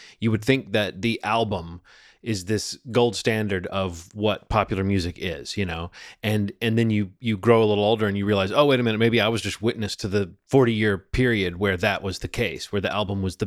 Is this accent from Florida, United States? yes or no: no; Birmingham, Alabama, United States; when I was a kid growing up in Birmingham, Alabama